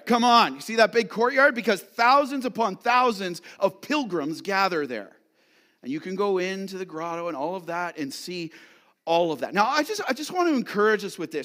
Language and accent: English; London, Ontario, Canada; now in Ottawa, Canada; My wife and I are from London, Ontario, but if there was a s, this census was ordered, even though we live in Ottawa, we'd have to go back to London, Ontario, where we were born